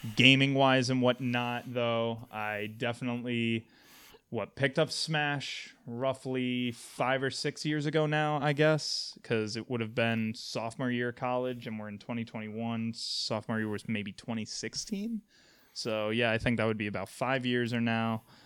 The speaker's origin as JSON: {"language": "English", "town": "Albany", "region": "New York", "country": "United States", "said": "I was originally from Albany, New York, went to college in Western New York"}